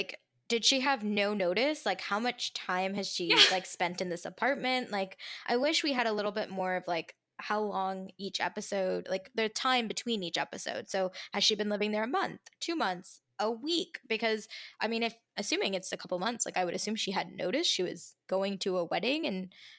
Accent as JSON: {"language": "English", "country": "India", "said": "Yeah, so, okay, I'm Indian"}